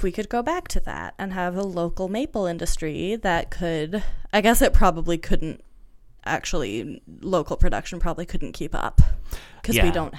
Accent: New England, United States; also born or lived in Canada; I grew up in New England and in Canada. I have lived my whole life in maple syrup country.

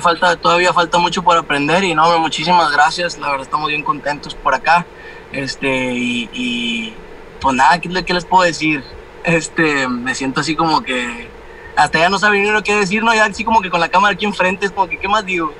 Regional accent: Mexico; al último éramos como tres mexicanos

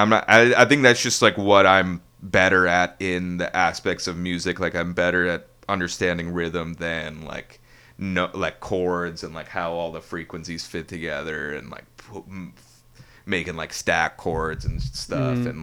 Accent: Ann Arbor, Michigan, United States; also born or lived in Ypsilanti, Michigan; Born and raised in Ann Arbor.

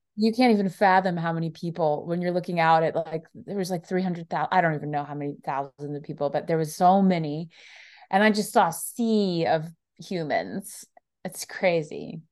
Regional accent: South Florida, United States; now in Nashville, United States; I'm from Florida

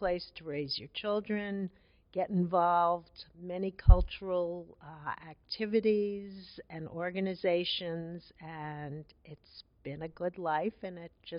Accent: New York, United States; moved away as an adult; now in Worcester, United States; I came from New York, born and raised, and married Worcester

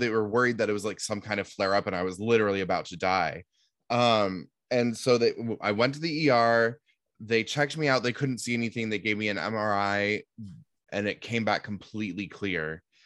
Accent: Seattle, Washington, United States; growing up in Seattle

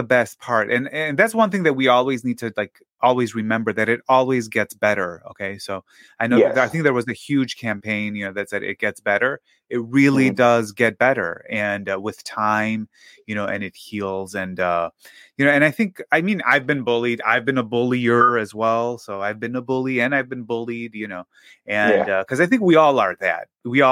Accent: Greece; now in United States; when I was growing up in Greece

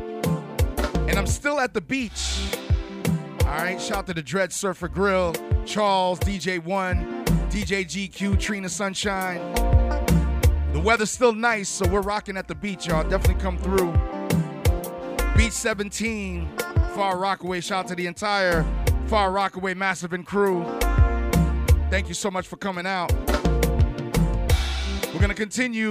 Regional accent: Haiti; I'm from Haiti

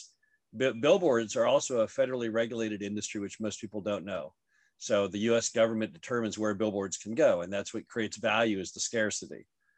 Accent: Dallas, Texas, United States; moved away; also born or lived in Stanford; I grew up in Dallas, went to Stanford

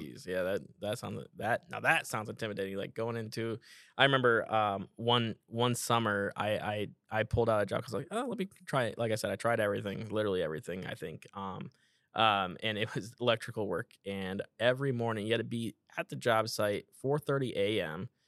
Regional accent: Iowa, United States; I'm from Iowa

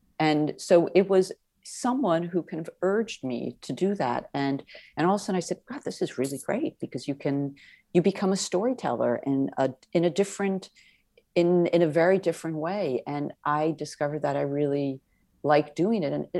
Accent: Milan, Lombardy, Italy; I grew up in Italy

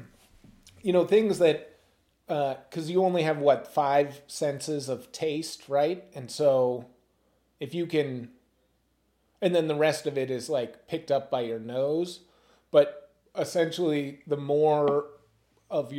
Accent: Vermont, United States; I'm from Vermont.

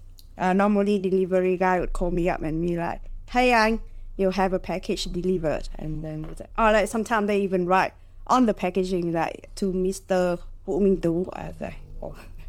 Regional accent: Hanoi, Vietnam; Growing up in Hanoi is interesting in its own way.

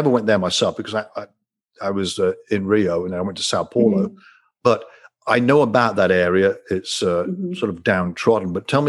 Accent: United Kingdom; Well, I'm a Brit, right? So I grew up with that.

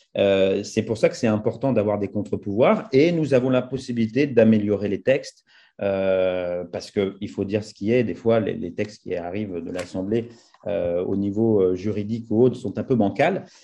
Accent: France; moved away; quand on est français établi hors de France, on a des fois une double culture, on a des visions différentes, on a du recul par rapport à, notre pays d'origine

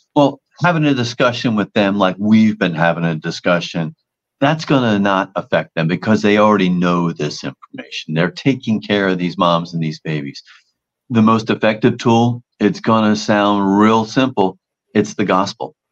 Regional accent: New Jersey, United States; I'm from New Jersey

